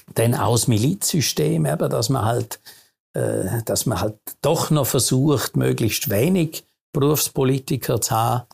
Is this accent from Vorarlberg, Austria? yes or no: yes; Vorarlberg, Austria; moved away as an adult; now in Switzerland; als gebürtiger Vorarlberger